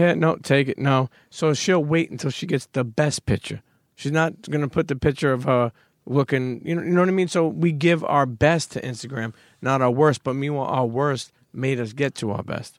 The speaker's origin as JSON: {"language": "English", "town": "New York City", "region": "New York", "country": "United States", "tie": "born or raised there", "said": "I grew up in Coney Island, then I moved to Bensonhurst"}